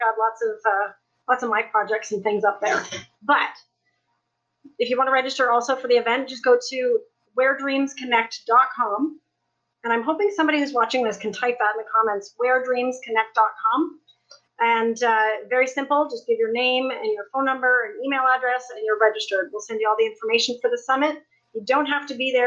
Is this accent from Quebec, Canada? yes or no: no; Niagara Falls, Ontario, Canada; I'm from Niagara Falls, Canada